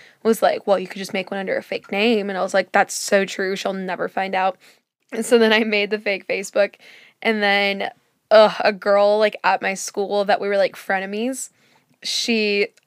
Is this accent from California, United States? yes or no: yes; California, United States; I grew up in California